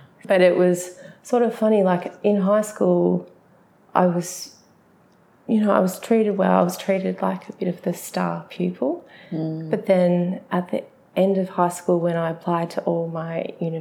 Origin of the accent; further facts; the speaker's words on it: Melbourne, Victoria, Australia; I grew up in the Bayside suburbs of Melbourne, which is about 20 kilometres from the CBD